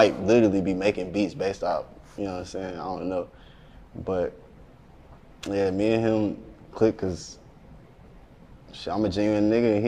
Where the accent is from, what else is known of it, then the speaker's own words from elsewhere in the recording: the South, United States; But shit, I do this because, like, I'm from the South, like, you know what I'm saying?